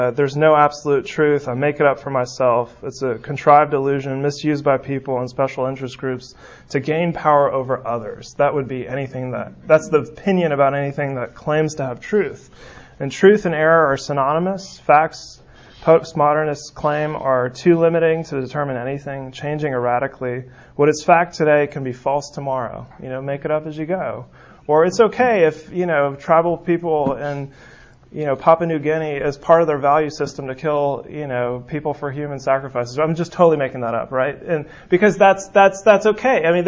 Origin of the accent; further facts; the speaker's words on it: San Francisco, California, United States; moved away; I'm from San Francisco